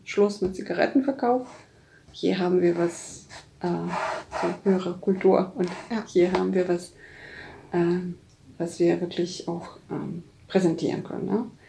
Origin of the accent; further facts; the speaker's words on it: Poland; now in Germany; als Polin halt äh, und als lange in Deutschland ja, arbeitende Person oder Lebende.